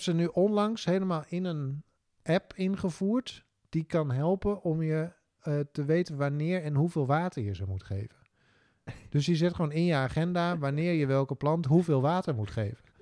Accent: Drenthe, Netherlands

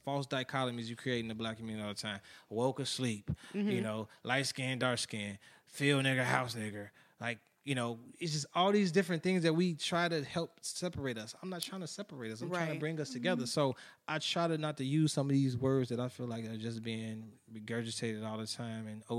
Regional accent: Chicago, Illinois, United States; I'm from Chicago

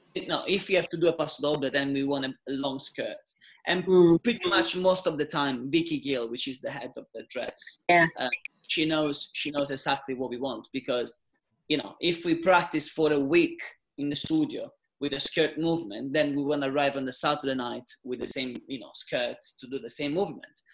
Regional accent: Italy; English is a second language; moved away as an adult

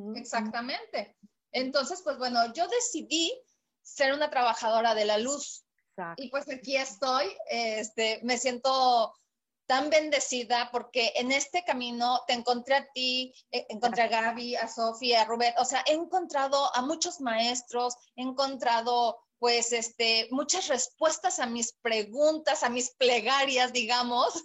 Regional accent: State of Mexico, Mexico; moved away as an adult; now in Puerto Vallarta, Mexico; yo nací en la Ciudad de México, eh, en el DF realmente, ahora Ciudad de México. Sí. Eh, después viví en el Estado de México durante pues 27 años de mi vida

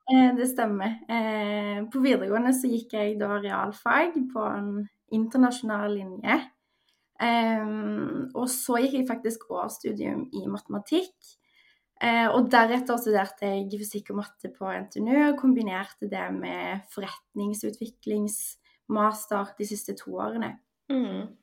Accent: Stavanger, Rogaland, Norway; moved away as an adult; also born or lived in Trondheim; now in Oslo, Norway; Jeg er født og oppvokst i Stavanger. Jeg bor nå i Oslo og har bodd der siden sommeren 2020 da jeg starta i min første fulltidsjobb. Eh, utenom det så bodde jeg fem år i Trondheim under studiene.

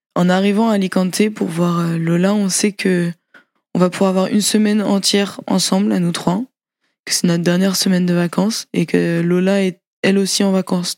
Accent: France; also born or lived in Brazil; On est française, on a vécu dans la même maison au Brésil

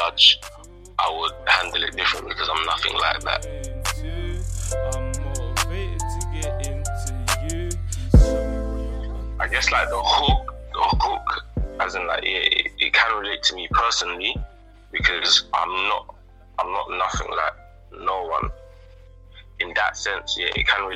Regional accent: London, United Kingdom; I'm from the fifth. I grew up in the fifth.

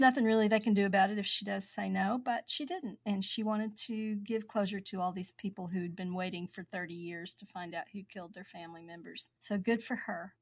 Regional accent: United States; Kennett, Missouri. That's about maybe fifteen, twenty miles from, from my hometown

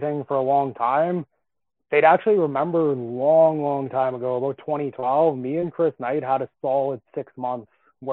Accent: Calgary, Alberta, Canada; now in Edmonton, Canada; I live in Edmonton right now, but I'm from Calgary.

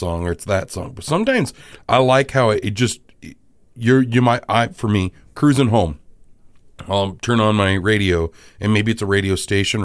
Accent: South Dakota, United States; also born or lived in Minnesota; I'm from the Sea of Dakota

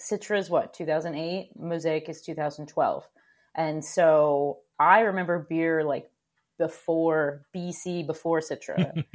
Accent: Connecticut, United States; also born or lived in Oregon / Vermont; I grew up in Connecticut

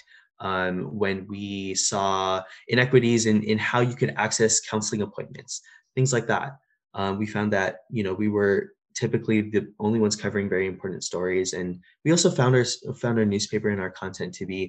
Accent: India; now in California, United States; I'm an Indian Muslim immigrant

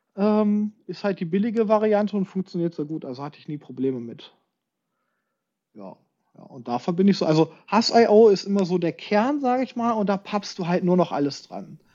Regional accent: Hameln, Lower Saxony, Germany; now in Braunschweig, Germany; ich komme ja aus Hameln ursprünglich, da bin ich ja groß geworden

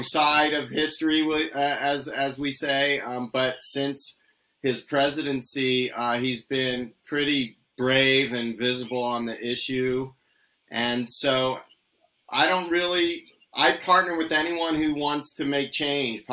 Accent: United States

